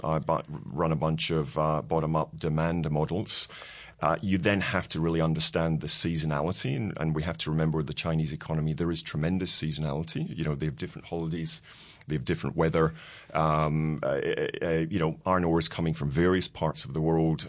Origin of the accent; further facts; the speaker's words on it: Scotland, United Kingdom; being Scottish